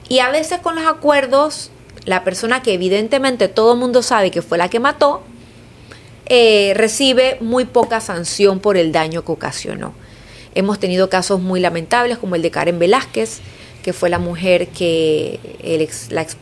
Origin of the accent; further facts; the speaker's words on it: Panama; no tenemos esa conciencia como panameños, como país.